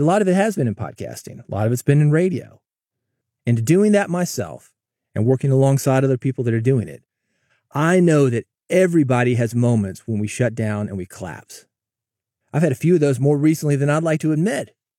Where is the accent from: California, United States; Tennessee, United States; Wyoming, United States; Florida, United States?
Tennessee, United States; Nashville; moved away; I grew up in Nashville.